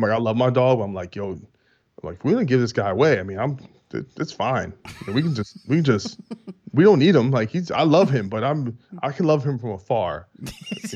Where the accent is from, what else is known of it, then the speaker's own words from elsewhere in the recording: United States; We're American